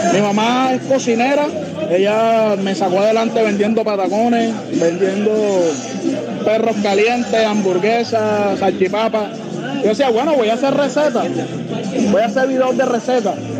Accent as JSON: {"language": "Spanish", "town": "Cartagena", "region": "Bolívar", "country": "Colombia", "tie": "born or raised there", "said": "yo soy cartagenero, me crié en Olaya, eh, nací en Olaya, en el barrio La Puntilla, un barrio marginal de la ciudad"}